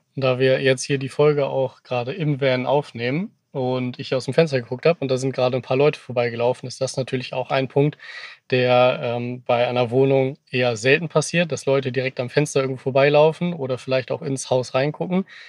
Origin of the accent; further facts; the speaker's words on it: Cuxhaven, Lower Saxony, Germany; moved away; ich zumindest, komme gebürtig aus Cuxhaven von der Nordseeküste, bin also ein waschechter Fischkopf